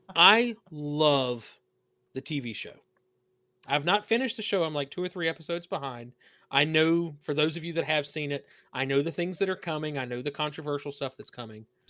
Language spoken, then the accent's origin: English; the South, United States; accent: southern; you hear the accent. I'm from the South.